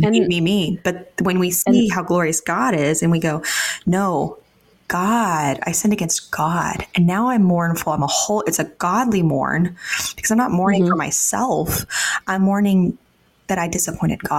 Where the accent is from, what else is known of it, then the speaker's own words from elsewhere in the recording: Texas, United States; I grew up in Texas.